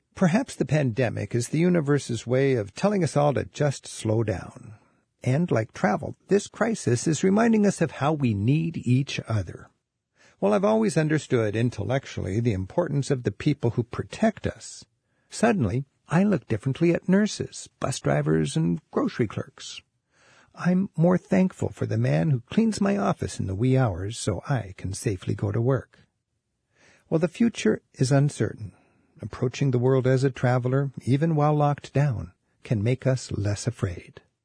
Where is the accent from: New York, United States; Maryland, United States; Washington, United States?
Washington, United States; Edmonds; my own hometown